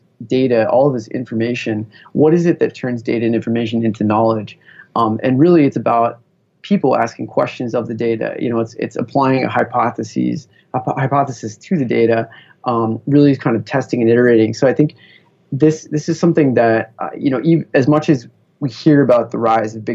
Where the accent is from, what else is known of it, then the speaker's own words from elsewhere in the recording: Bay Area, California, United States; growing up in the Bay Area in kind of the heart of Silicon Valley